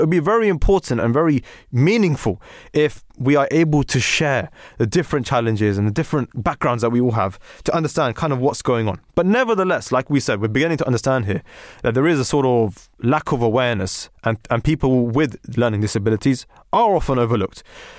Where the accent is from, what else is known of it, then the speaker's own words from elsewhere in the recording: Pakistan; what we would like to call in our households, I'm a Pakistani, you know, a Desi analysis.